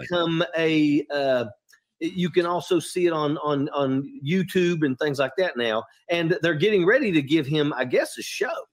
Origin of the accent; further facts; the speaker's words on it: West Virginia, United States; I'm from West Virginia